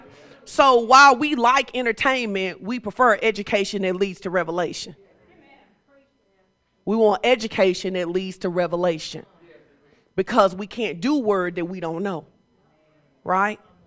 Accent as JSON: {"language": "English", "town": "Fordyce", "region": "Arkansas", "country": "United States", "tie": "born or raised there", "said": "I'm from Fordyce, okay? And I grew up in a place where my grandma was like"}